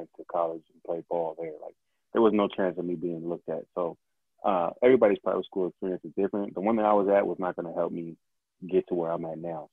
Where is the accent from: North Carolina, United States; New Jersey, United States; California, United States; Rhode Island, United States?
California, United States; Moreno Valley; Valley is where I grew up. So it's about maybe an hour east down the 60 freeway